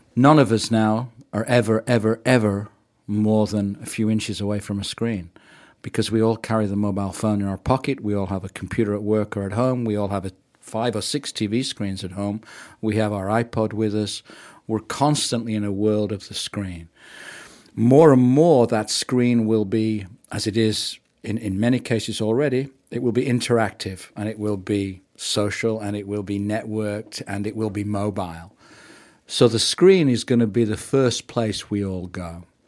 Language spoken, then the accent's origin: English; England, United Kingdom; moved away as an adult; also born or lived in Canada; now in New Zealand; I'm from working class England.